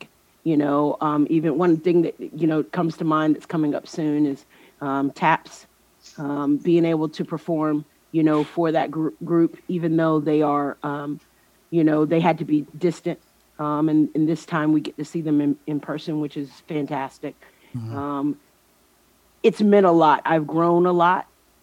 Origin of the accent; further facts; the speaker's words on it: North Carolina, United States; I'm from North Carolina